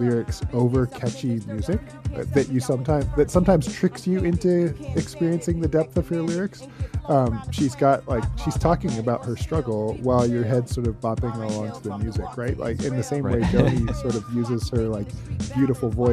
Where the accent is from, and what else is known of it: Southern Ontario, Canada; born or raised there